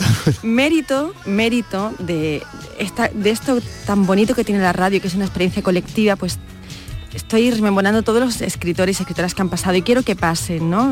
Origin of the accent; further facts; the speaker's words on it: Andalusia, Spain; accent: Andalusian; desde un acento andaluz